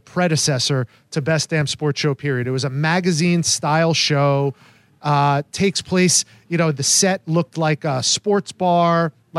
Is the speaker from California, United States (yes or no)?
no; New Jersey, United States; moved away as an adult; also born or lived in Montana / Syracuse, New York; now in St. Petersburg, United States; I grew up in New Jersey. I grew up going to Madison Square Garden and Yankee Stadium and places like that.